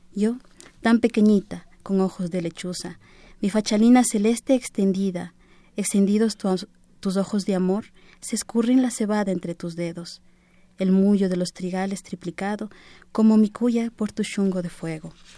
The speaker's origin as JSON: {"language": "Spanish", "country": "Ecuador", "said": "soy Quichua Caranqui, vengo de Ecuador en representación de mi pueblo"}